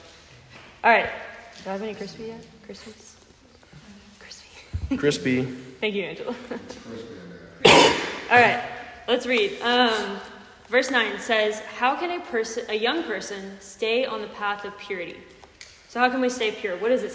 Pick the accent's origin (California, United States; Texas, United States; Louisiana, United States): Texas, United States; now in Tennessee, United States; I'm from Texas